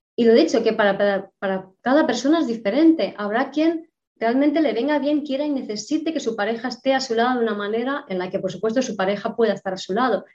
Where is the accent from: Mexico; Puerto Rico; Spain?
Spain; Madrid, Community of Madrid; nací, fui concebida en Bagdad, yo nací en Madrid